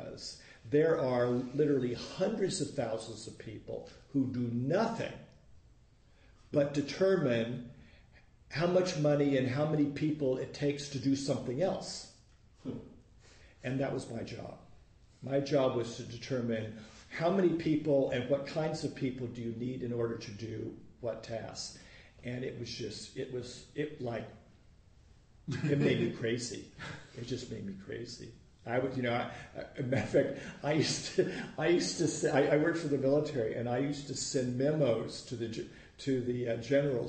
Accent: Los Angeles, California, United States; I grew up in Woodland Hills

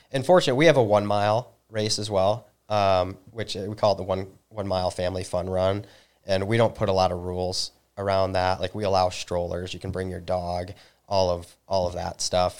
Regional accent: Northern Michigan, United States; also born or lived in New Zealand; I'm originally from Northern Michigan

